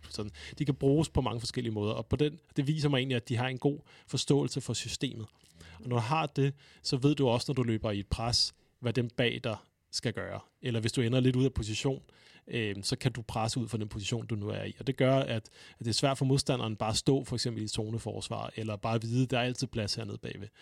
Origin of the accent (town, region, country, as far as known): Denmark